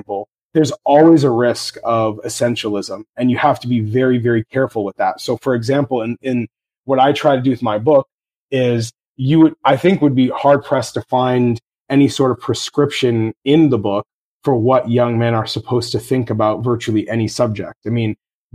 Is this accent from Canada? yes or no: yes; Toronto, Ontario, Canada; my hometown of Toronto